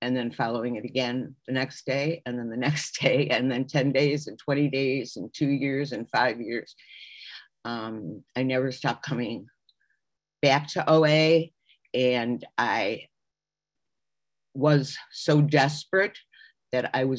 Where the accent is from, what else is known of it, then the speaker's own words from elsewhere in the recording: Chicago, Illinois, United States; now in Miami Beach, United States; I'm originally from Chicago, and I now live in Miami Beach, Florida